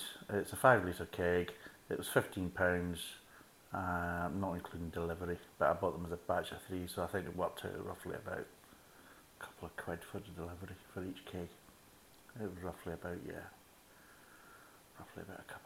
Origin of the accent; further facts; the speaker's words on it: Scotland, United Kingdom; me being a Scotsman